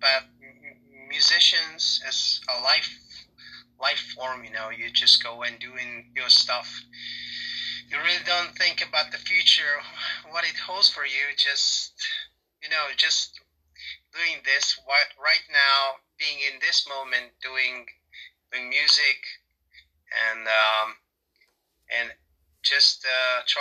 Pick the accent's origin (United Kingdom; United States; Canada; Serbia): Serbia; I'm from Serbia